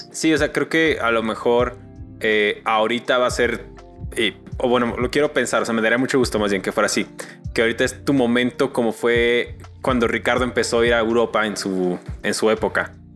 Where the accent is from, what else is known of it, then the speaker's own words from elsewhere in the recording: Mexico; como mexicanos